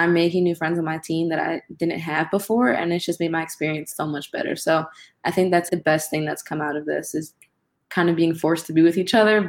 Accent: Philadelphia, Pennsylvania, United States; moved away as an adult; Growing up in Philly, like, I've seen a lot of different sides of the coin. I went to an all-white private school

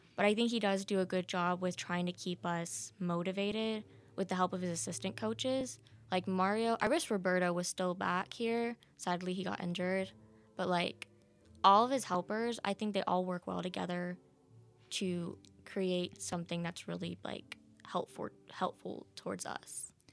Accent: Texas, United States; moved away; I'm from Texas

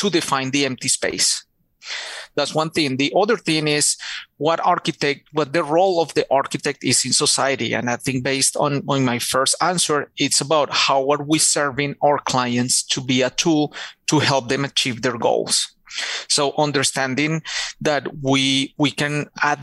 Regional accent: Bogotá, Colombia; English is a second language; moved away as an adult; now in Charlotte, United States; I grew up in Bogota, Colombia

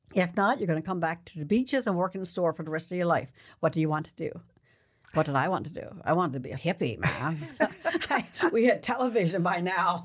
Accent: Newfoundland and Labrador, Canada; I was born there

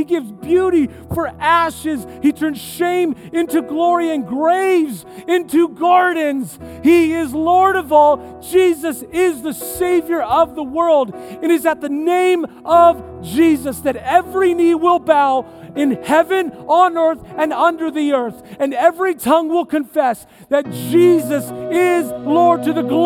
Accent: San Diego, California, United States; I'm from California. I grew up in San Diego area

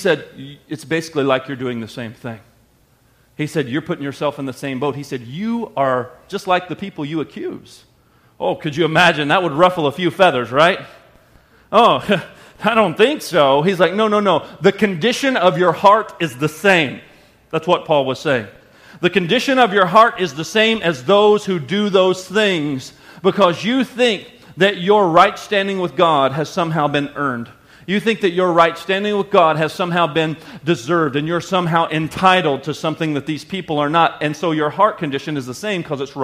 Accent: the South, United States; I grew up in the South

